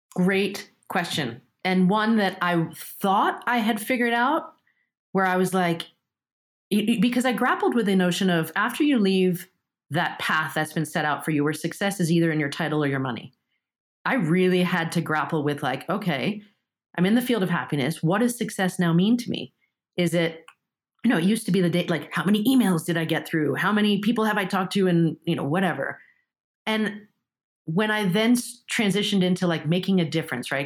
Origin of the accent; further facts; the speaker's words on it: New York, United States; first language Japanese; English is a second language; also born or lived in Japan; I'm stuck having to bust to Flushing in New York to go to, to Japanese Saturday school